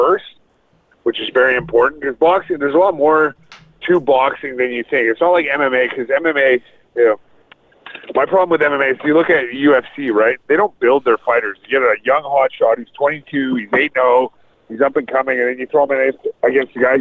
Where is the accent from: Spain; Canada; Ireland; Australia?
Canada; Vancouver, British Columbia; now in Vancouver Island, Canada; I grew up in Vancouver